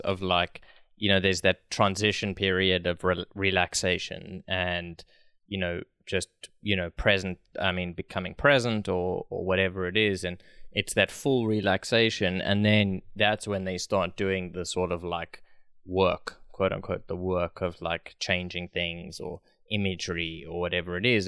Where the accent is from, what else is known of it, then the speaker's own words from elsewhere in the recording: South Africa; I'm from South Africa